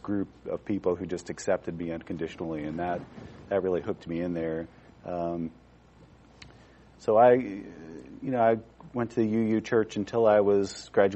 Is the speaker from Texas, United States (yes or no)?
no; Albuquerque, New Mexico, United States; we grew up in Albuquerque